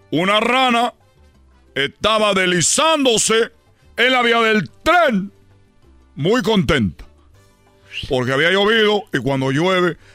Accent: Cuba; yo como cubano, quiero yo decirle a los mexicanos cómo es que esta moraleja no puede quedarse ahí.

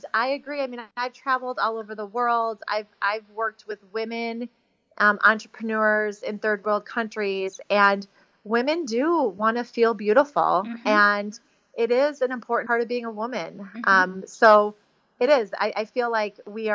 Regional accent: Chicago, Illinois, United States; I was raised in Chicago

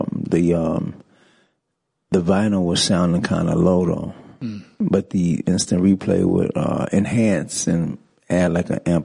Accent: New York City, New York, United States; I grew up in the Bronx, basically, rapping.

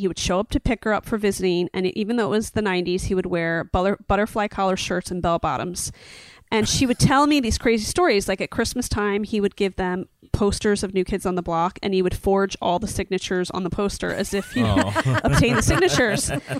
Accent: East Coast, United States; I'm from the East Coast

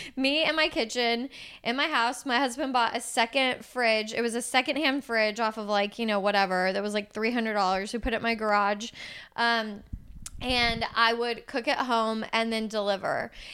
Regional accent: Houston, Texas, United States; I'm from Houston. I like I love this city

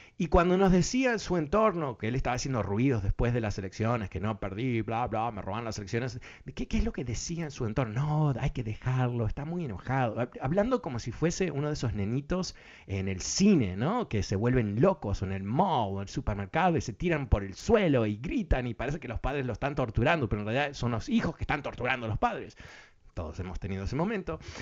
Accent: Uruguay; now in Washington, United States; yo soy de Uruguay

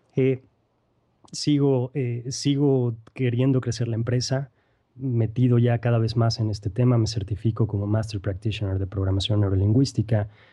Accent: Mexico; now in Querétaro, Mexico; soy queretano, eh, mexicano, mejor dicho, queretano de importación

